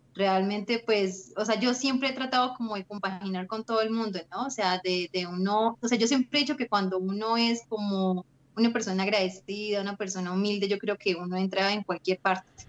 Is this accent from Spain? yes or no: no; Neiva, Huila, Colombia; yo soy de Neiva, tengo 24 años